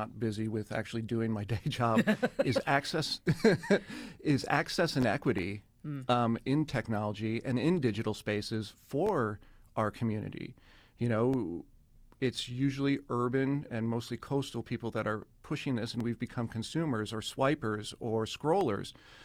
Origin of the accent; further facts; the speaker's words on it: San Francisco, California, United States; moved away as an adult; now in South Dakota, United States; I am from San Francisco